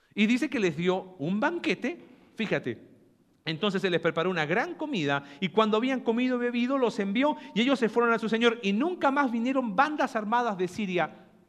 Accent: Mexico; Nosotros que como mexicanos

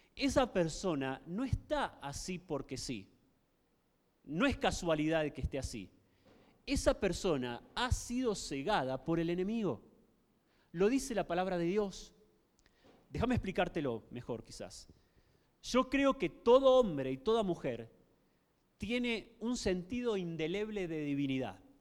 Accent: Argentina; La gran mayoría de la sociedad se declaraba eh, católica en mi país

